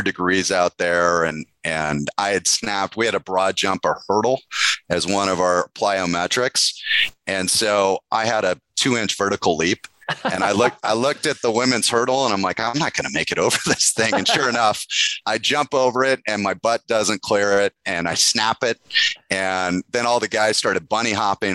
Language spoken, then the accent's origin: English; California, United States; also born or lived in Michigan; We moved out from Michigan when I was four to California